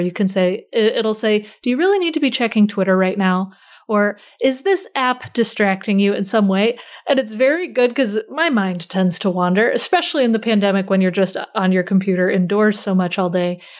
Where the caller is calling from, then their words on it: near Baltimore, Maryland, United States; I'm calling in from kind of close to Baltimore.